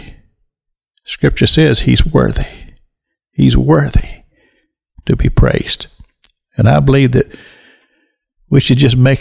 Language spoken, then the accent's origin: English; Kentucky, United States; now in Florida, United States; I grew up in Kentucky, in the Dobbs region of Kentucky. It's hill country